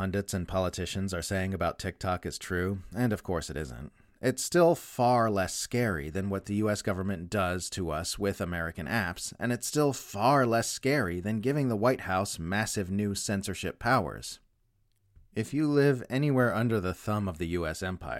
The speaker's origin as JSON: {"language": "English", "country": "Australia", "said": "If you're wondering why I've been writing so much about my home country lately instead of focusing on the hub of the empire in the US like I normally do, that's why."}